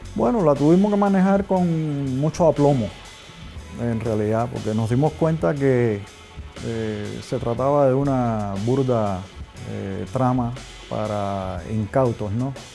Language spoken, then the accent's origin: Spanish; Cuba; yo que soy el embajador de Cuba